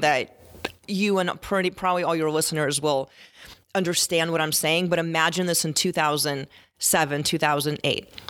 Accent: Tempe, Arizona, United States; I grew up in Tier and Tempe

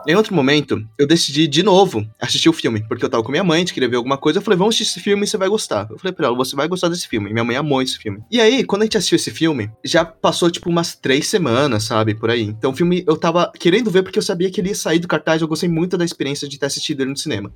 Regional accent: Brazil; eu nasci no Brasil

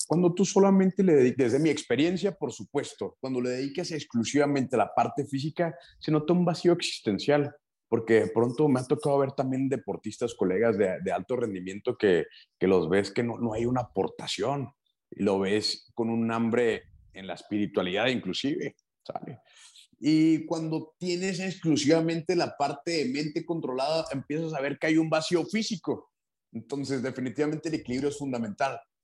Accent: Chihuahua, Mexico; Soy de Chihuahua, Chihuahua, México

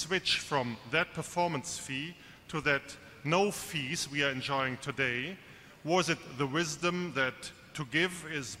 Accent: Bonn, North Rhine-Westphalia, Germany; English is a second language; from Bonn, Germany.

